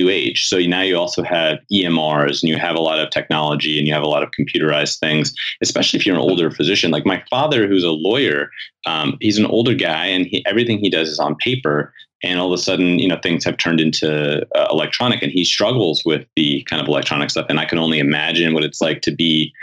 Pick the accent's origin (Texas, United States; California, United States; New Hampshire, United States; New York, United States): New York, United States; New York City; I grew up in New York City